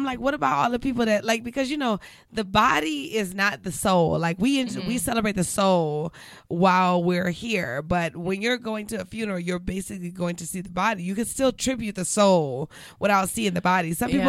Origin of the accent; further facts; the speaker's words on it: the South, United States; Mustard make it good. Are you crazy? I'm from the South.